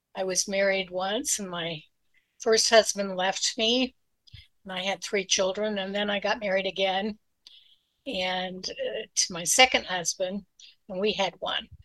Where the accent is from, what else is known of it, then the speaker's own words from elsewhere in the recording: Utah, United States; moved away as an adult; also born or lived in California; I was born in Utah and grew up in Utah, one of eight children